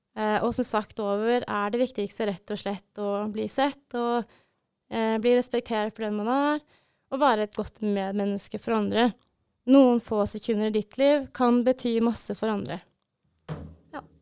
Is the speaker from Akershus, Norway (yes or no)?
no; Brumunddal, Innlandet, Norway; moved away as an adult; now in Bodø, Norway; jeg kommer fra Brumunddal.